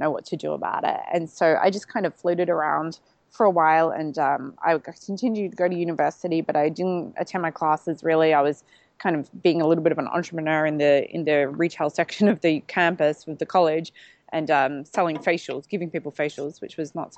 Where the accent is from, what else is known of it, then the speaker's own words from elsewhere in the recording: Melbourne, Victoria, Australia; now in Gold Coast, Australia; I'm from Melbourne originally, but transplanted up to the Gold Coast